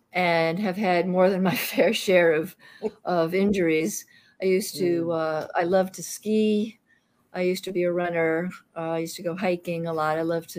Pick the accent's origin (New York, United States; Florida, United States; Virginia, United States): New York, United States; Queens; I'm a New Yorker. I am a solid New Yorker. Yeah. I grew up in Queens. And I don't talk like that because my sister used to torture me.